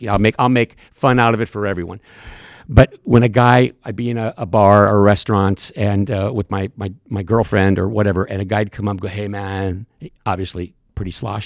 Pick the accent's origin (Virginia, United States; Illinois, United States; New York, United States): Illinois, United States; Cambridge; moved away as an adult; also born or lived in Chicago; between Cambridge, my hometown, and Moline